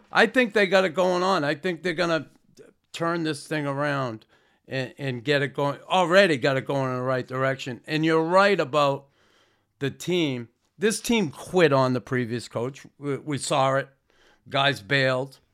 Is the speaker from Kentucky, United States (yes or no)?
no; Boston, Massachusetts, United States; moved away as an adult; now in Montreal, Canada; growing up in Boston